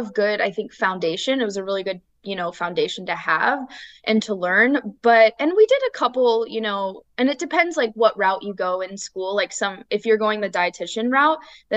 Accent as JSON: {"language": "English", "region": "Illinois", "country": "United States", "also_born_or_lived": "Iowa", "moved": "yes", "lives_now": "Austin, United States", "said": "we're originally from Illinois and then we moved to Iowa for school"}